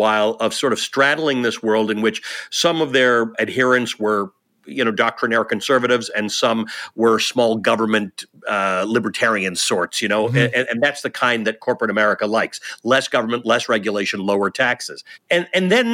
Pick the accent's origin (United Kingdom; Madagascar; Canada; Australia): Canada; now in United States; My people are in Canada. I'm Canadian originally. My parents are there